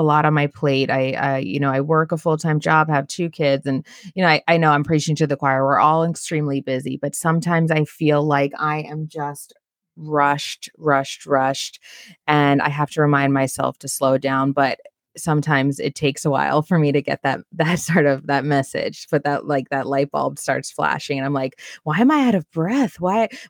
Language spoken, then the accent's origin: English; New York City, New York, United States; as a New Yorker